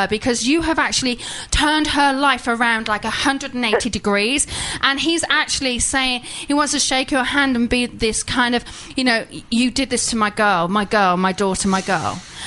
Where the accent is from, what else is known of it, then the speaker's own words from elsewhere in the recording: England, United Kingdom; I'm English